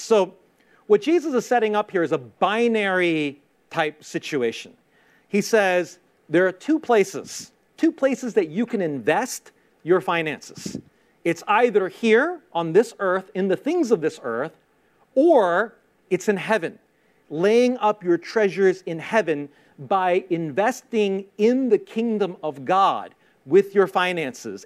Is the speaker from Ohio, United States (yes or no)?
no; New York City, New York, United States; I grew up in Queens, in Queens, New York